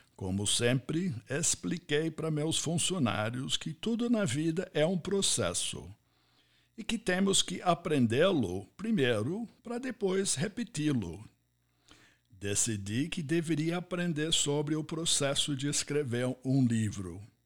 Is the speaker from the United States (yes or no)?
yes; United States; Portuguese is a second language; moved away as an adult; also born or lived in Ohio; now in Brazil; Eu sou nascido, criado e formado nos Estados Unidos